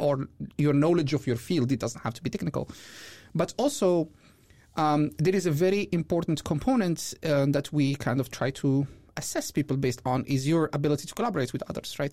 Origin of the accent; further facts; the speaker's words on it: Morocco; moved away as an adult; also born or lived in Belgium; I'm originally from Morocco. I moved here two thousand seventeen.